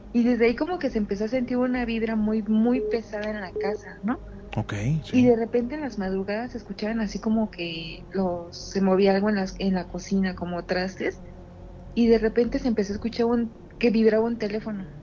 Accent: State of Mexico, Mexico; De el Estado de México

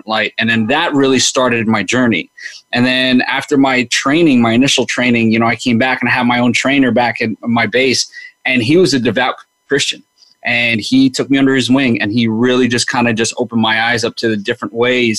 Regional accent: New York City, New York, United States; growing up in New York

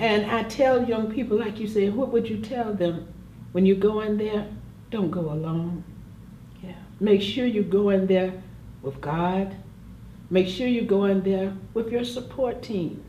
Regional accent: Jacksonville, Florida, United States; also born or lived in New York City; I was born and raised here in Jacksonville, Florida

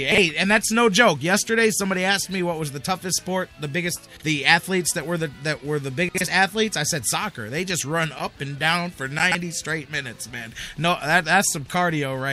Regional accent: Cleveland, Ohio, United States; how proud we are to be from Cleveland, to be in Cleveland

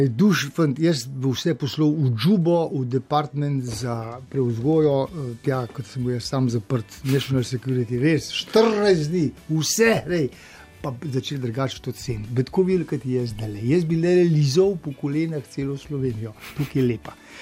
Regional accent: Slovenia; moved away

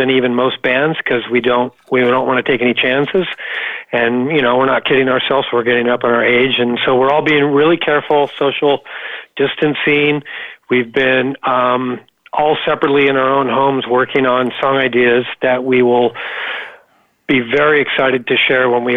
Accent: Los Angeles, California, United States; We're born and raised in Venice Beach, California

